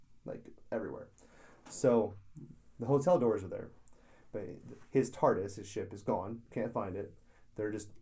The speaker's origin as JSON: {"language": "English", "country": "United States", "said": "as an American"}